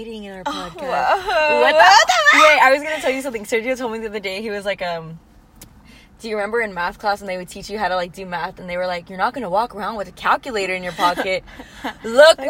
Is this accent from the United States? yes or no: yes; Carrollton, United States; accent: valley girl; I'm from Carrollton